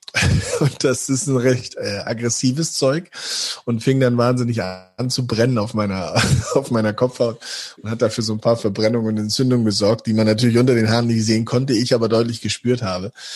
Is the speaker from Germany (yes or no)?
yes; Hamburg, Germany; moved away as an adult; also born or lived in Osnabrück; now in Dortmund, Germany; weil es meine Heimatstadt ist